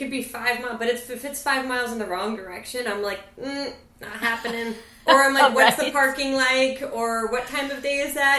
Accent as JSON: {"language": "English", "town": "Ann Arbor", "region": "Michigan", "country": "United States", "tie": "born or raised there", "also_born_or_lived": "Santa Cruz, California / Arizona / Colorado Springs, Colorado", "moved": "yes", "lives_now": "Los Angeles, United States", "said": "by third grade, I moved to Michigan, so like all those formative years were in Ann Arbor"}